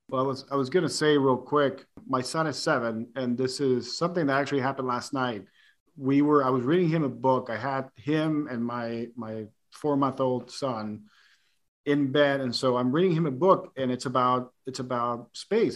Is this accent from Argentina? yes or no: no; Puerto Rico; growing up in Puerto Rico